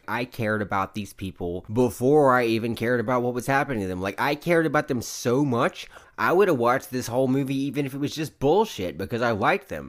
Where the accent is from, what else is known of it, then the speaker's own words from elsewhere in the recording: the South, United States; I'm from the South